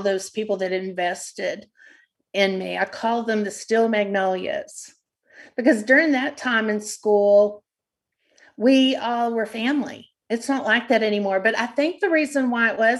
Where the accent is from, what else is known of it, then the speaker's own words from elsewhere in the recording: Odessa, Texas, United States; I loved working in Odessa because I grew up in Odessa and I knew everyone